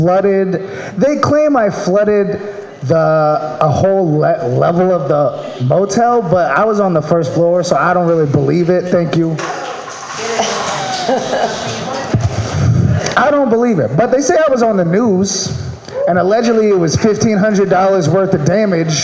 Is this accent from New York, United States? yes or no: no; Maryland, United States; now in California, United States; I'm from Maryland.